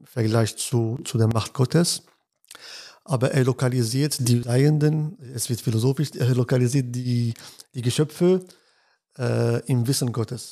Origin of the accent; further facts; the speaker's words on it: Casablanca, Casablanca-Settat, Morocco; now in Münster, Germany; Ich bin in Casablanca aufgewachsen, also ich bin in Casablanca geboren und dort aufgewachsen